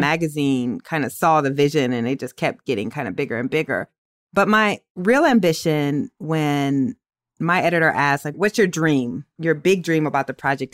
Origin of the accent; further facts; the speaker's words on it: Waterloo, Iowa, United States; I'm from Waterloo